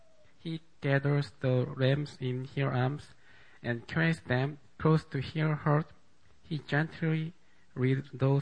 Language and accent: English; South Korea; English is a second language; And I'm from Korea.